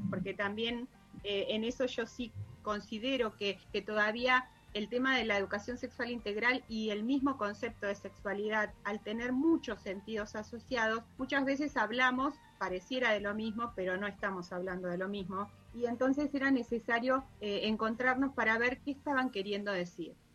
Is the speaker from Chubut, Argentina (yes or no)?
yes; Chubut, Argentina; yo soy de Chubut